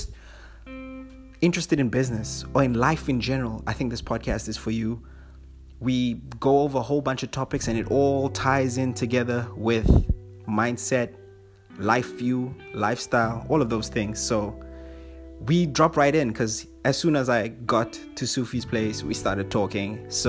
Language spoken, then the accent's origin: English; Papua New Guinea; also born or lived in Fiji; And like my childhood was crazy because I grew up in Papua New Guinea for about 6 years.